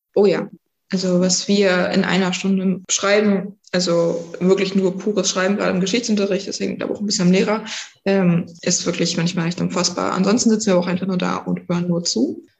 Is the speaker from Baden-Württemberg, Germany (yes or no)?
no; Pasewalk, Mecklenburg-Vorpommern, Germany; ich komme aus Pasberg, bin 16 Jahre alt und ich gehe auf das Oskar-Picht-Gymnasium in die 10. Klasse